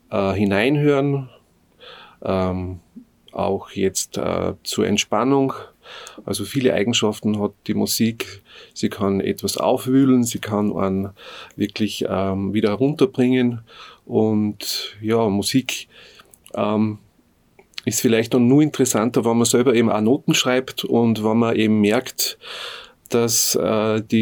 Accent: Hohenzell / Höhenhardt, Innviertel, Upper Austria, Austria; now in Bad Goisern, Austria; ich komme aus dem Innviertel, ganz genau aus Höhenhardt. Das ist eigentlich eine Skispringer-Hochburg.

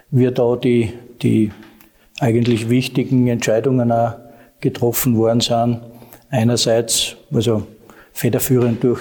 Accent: Bad Mitterndorf, Styria, Austria; also born or lived in Bad Aussee; sind wir gebürtige Ausseher. Ich bin nämlich auch im Landeskrankenhaus geboren äh, und bin eigentlich in Bad Mitterndorf aufgewachsen.

